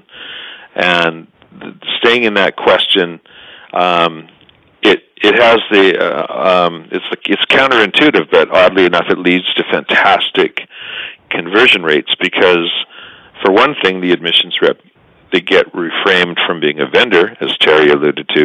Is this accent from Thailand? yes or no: no; Canada; we're decent Canadian guys